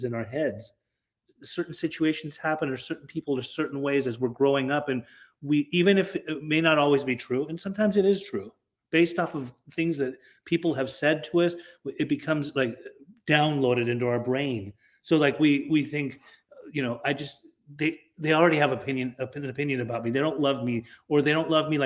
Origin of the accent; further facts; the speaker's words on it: Utah, United States; I grew up in Utah